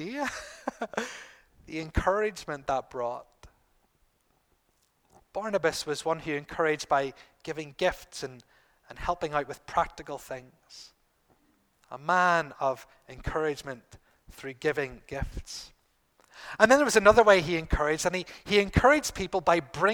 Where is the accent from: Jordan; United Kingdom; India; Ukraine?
United Kingdom; Bangor; who happened to be in Bangor, my hometown.